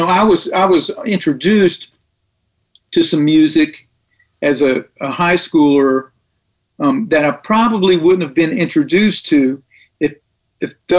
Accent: Tullahoma, Tennessee, United States; now in Nashville, United States; Name of the town's Tullahoma, Tennessee. And I grew up there

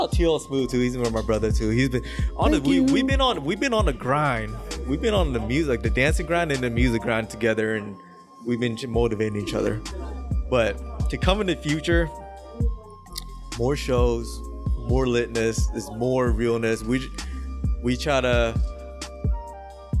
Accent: Bay Area, California, United States; also born or lived in Santa Barbara; we're from the Bay Area

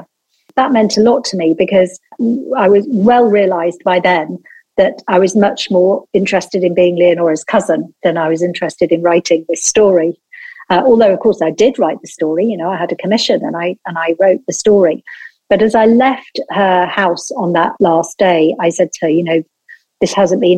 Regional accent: Lancashire, North West England, United Kingdom; I'm from Lancashire. I'm the daughter of a textile mill owner

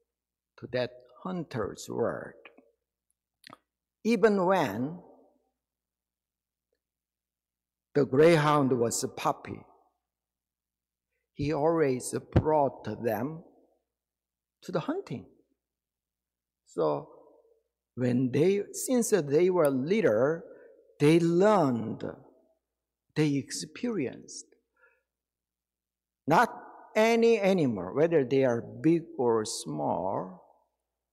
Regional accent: Daegu, South Korea; moved away; My hometown was Daegu City in Korea

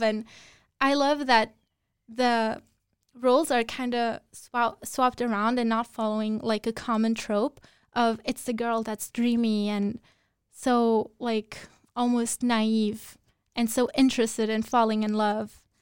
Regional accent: Luxembourg; I grew up in Luxembourg

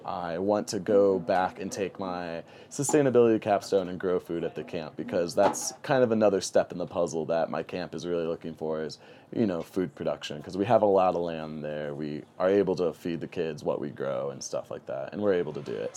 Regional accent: St. Louis, Missouri, United States; moved away as an adult; now in New Mexico, United States; I love Saint Louis. That's my hometown

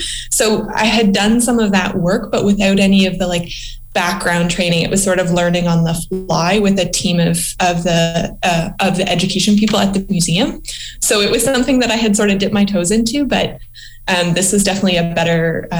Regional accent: East Coast, United States; I worked a lot in museums I'm from the East Coast.

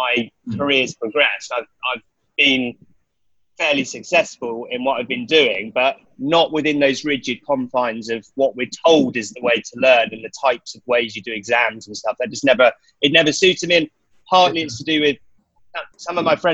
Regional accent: west of London, near Reading, South East England, United Kingdom; also born or lived in Nottingham; it was just west of London, around, it kind of in the countryside, but near Reading

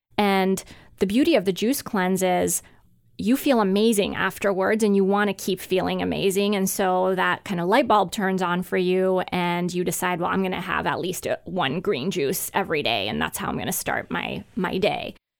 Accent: Hungary; moved away; I grew up in Hungary

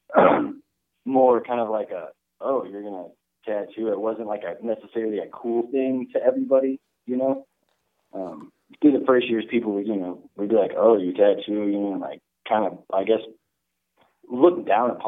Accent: Dallas, Texas, United States; I'm born and raised in Dallas, Texas

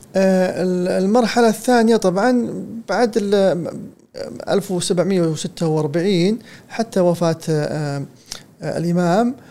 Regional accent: Saudi Arabia

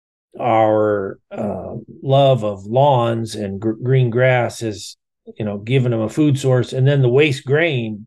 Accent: Iowa, United States; I grew up in Iowa

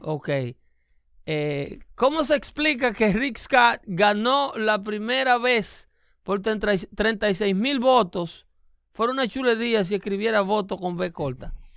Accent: Dominican Republic; now in United States

